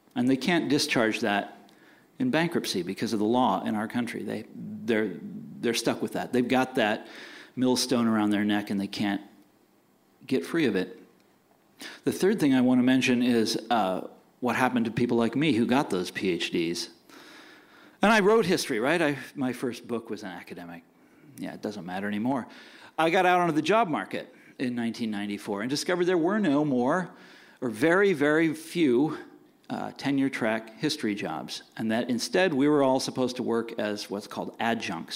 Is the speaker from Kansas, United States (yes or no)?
yes; Kansas, United States; I'm from Kansas, so are they